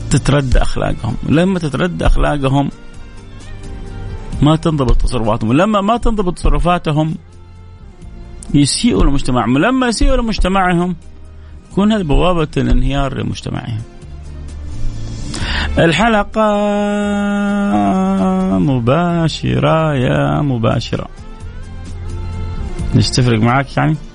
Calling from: Riyadh, Riyadh Province, Saudi Arabia; السلام عليكم … من الرياض

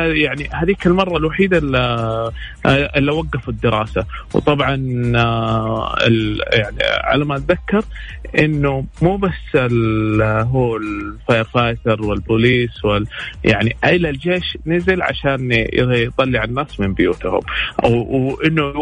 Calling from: Riyadh, Riyadh Province, Saudi Arabia; اه من الرياض

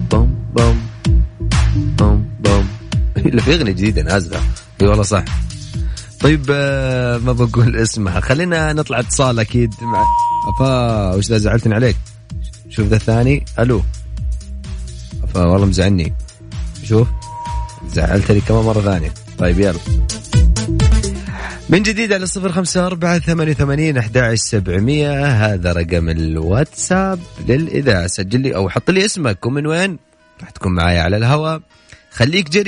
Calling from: Mecca, Makkah Province, Saudi Arabia; من مكة

